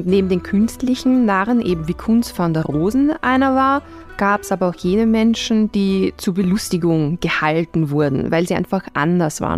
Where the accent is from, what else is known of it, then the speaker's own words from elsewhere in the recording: Vienna, Austria; als Wiener